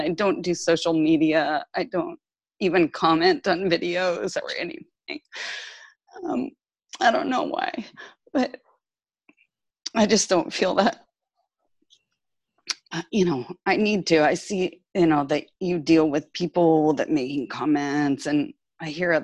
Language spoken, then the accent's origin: English; California, United States; moved away as an adult; now in France; I'm from California, but I've been living in France for 5 years